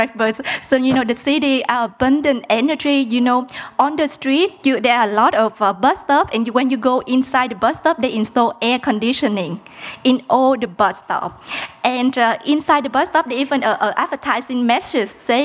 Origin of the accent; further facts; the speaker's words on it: Mekong Delta, Vietnam; English is a second language; moved away; I'm from Vietnam. And I come from the Mekong Delta, which is quite a poor region in south of Vietnam